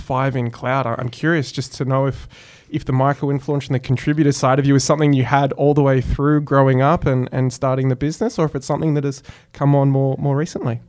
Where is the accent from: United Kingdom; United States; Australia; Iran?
Australia; I am, in fact, Australian